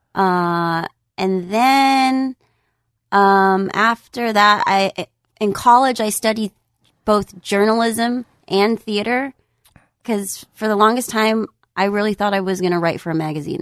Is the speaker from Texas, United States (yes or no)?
no; San Jose, California, United States; I'm originally from the Bay Area. I'm from San Jose